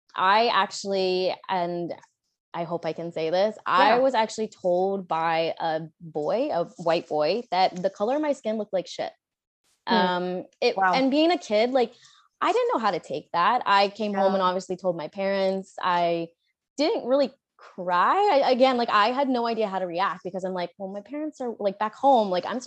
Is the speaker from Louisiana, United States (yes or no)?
no; Charlotte, North Carolina, United States; So I would say growing up in the South, especially in the States, there was definitely like racism and, you know, there wasn't a whole lot of diversity.